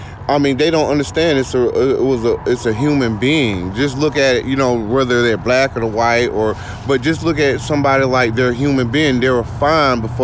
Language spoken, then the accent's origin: English; Eustis, Florida, United States; I grew up in Eustis.